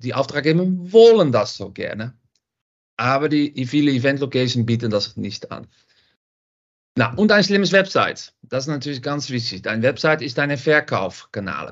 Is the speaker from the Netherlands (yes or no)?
yes; Netherlands; German is a second language; moved away as an adult; now in Düsseldorf, Germany; Man hört das auch ein bisschen. Ich komme aus Holland